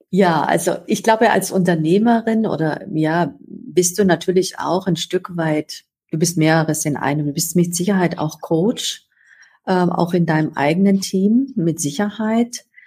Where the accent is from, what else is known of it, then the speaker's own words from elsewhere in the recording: Upper Swabia, Baden-Württemberg, Germany; ich bin äh, an Oberschwaben aufgewachsen, tief katholisch